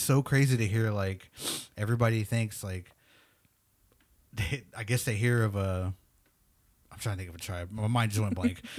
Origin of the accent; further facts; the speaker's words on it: Oklahoma, United States; first language English; we're from Oklahoma.